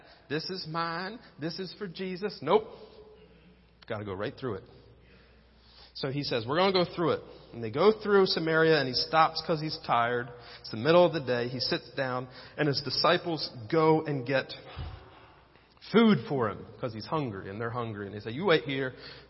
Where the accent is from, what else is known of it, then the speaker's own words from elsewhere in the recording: Penns Grove, New Jersey, United States; moved away; also born or lived in Middletown; I went back to my hometown in Pensgrove, New Jersey